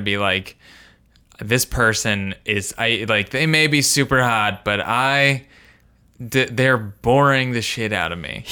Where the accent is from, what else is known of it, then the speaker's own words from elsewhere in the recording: Indiana, United States; I'm from Indiana